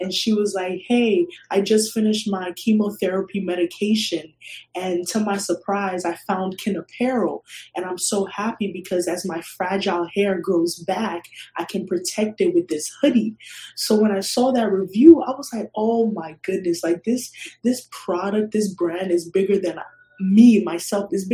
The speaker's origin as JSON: {"language": "English", "town": "New York City", "region": "New York", "country": "United States", "tie": "born or raised there", "also_born_or_lived": "Ghana", "moved": "as an adult", "lives_now": "Philadelphia, United States", "said": "I grew up my whole life like in Ghana for the first 5 years, and then in the Bronx I lived there till it was time to go to college. So I'm like a Bronx girl at heart"}